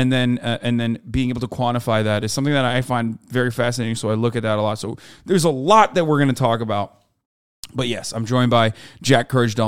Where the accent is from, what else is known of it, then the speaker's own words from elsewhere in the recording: Istanbul, Turkey; moved away; And Istanbul's where I grew up.